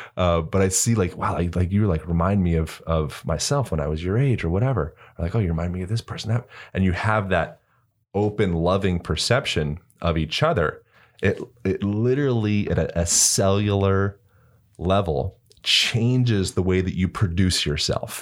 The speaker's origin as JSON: {"language": "English", "region": "Pennsylvania", "country": "United States", "tie": "born or raised there", "said": "growing up in Pennsylvania and, like, the East Coast"}